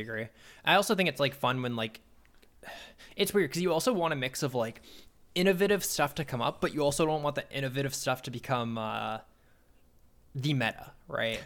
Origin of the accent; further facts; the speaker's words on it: Canada; I'm a Canadian.